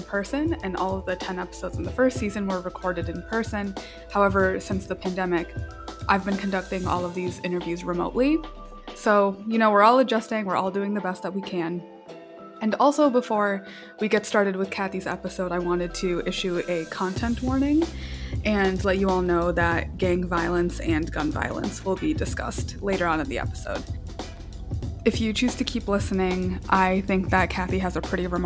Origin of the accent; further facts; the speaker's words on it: El Salvador; born there; moved away; Yeah, so like I said, I was born in El Salvador. So being